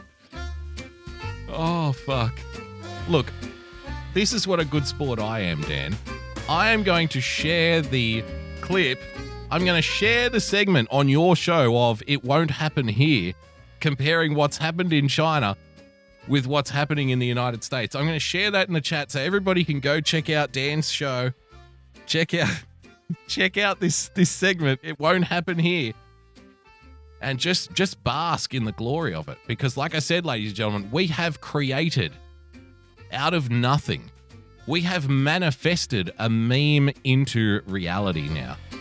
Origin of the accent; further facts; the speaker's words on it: Australia; I love being an Australian. I really do.